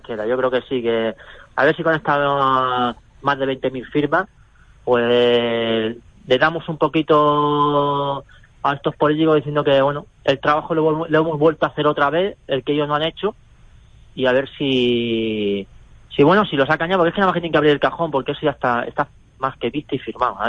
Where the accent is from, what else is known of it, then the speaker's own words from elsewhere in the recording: Barcelona, Catalonia, Spain; ahora más pillado también aquí en, Barcelona